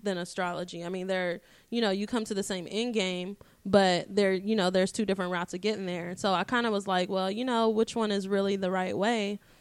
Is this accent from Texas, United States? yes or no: yes; Dallas, Texas, United States; I was born in Dallas, Texas at one oh six A M